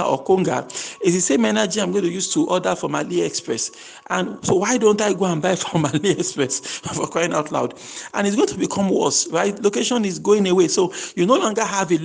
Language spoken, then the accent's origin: English; Nigeria; I'm a Nigerian